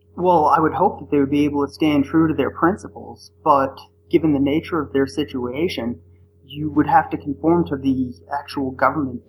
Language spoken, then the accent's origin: English; Northeast, United States; now in Arizona, United States; I'm originally from the Northeast and now I live in Arizona